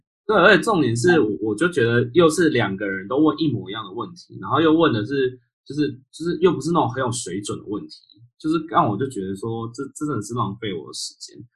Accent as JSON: {"language": "Chinese", "country": "Taiwan", "moved": "yes", "lives_now": "United States", "said": "我是一个台湾人"}